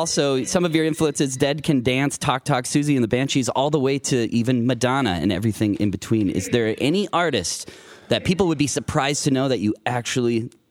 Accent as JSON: {"language": "English", "town": "Mitchell", "region": "South Dakota", "country": "United States", "tie": "born or raised there", "also_born_or_lived": "Sioux Falls, South Dakota", "moved": "yes", "said": "I'm actually originally from South Dakota"}